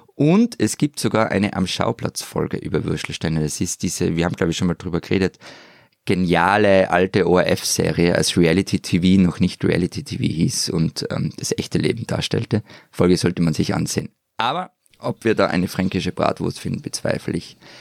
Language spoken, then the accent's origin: German; Innsbruck, Tyrol, Austria; meine Heimatstadt Innsbruck